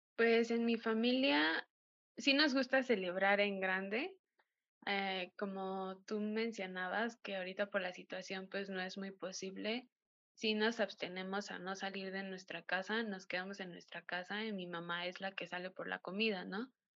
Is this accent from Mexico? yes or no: yes; Mexico; nosotros como mexicanos